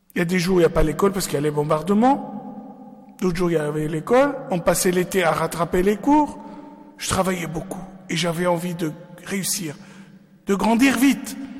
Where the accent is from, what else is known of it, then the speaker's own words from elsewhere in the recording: Lebanon; moved away; je suis né au Liban